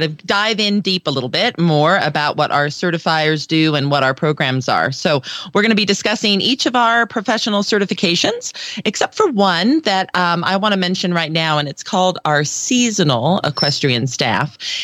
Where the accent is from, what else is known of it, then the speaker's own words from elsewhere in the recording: Denver, Colorado, United States; also born or lived in Aurora, Colorado; my hometown of Denver